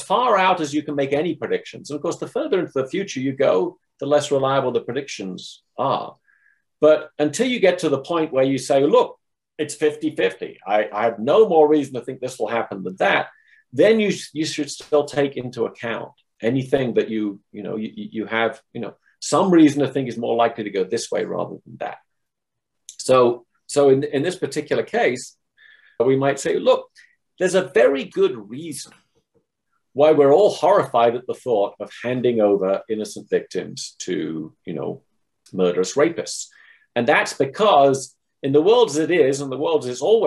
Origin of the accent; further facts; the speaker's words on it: England, United Kingdom; moved away as an adult; now in United States; I grew up in England and then went to the States, or came to the States for graduate school, and I've stayed here.